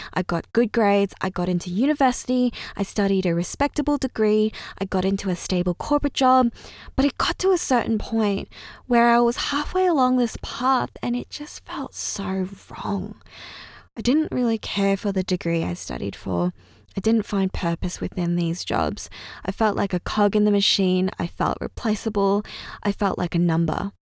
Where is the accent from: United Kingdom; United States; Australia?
Australia; first language Chinese; English is a second language; I was born and raised in Australia. And funnily enough, English is my second language.